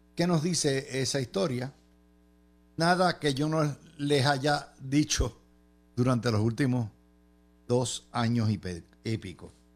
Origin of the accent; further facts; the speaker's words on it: Cidra, Puerto Rico; En mi pueblo de Sidra